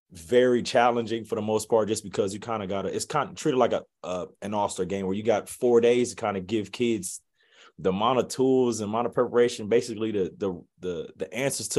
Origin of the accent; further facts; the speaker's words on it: Ohio, United States; moved away as an adult; growing up in Ohio